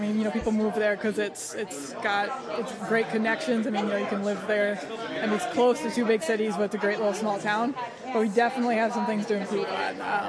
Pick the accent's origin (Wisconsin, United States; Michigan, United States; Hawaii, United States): Wisconsin, United States; Fort Atkinson; My hometown is Fort Atkinson, Wisconsin, which is right. It's about 12,000 people right between Madison and Milwaukee.